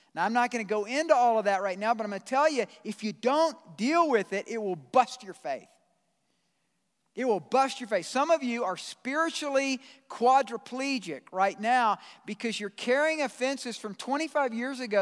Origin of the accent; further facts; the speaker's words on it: Georgia, United States; moved away; I'm from Georgia